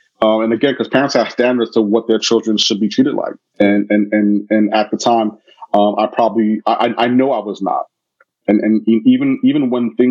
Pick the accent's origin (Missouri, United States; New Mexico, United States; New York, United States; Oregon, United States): New York, United States; New York City; moved away as an adult; also born or lived in Canada; I'm from Brooklyn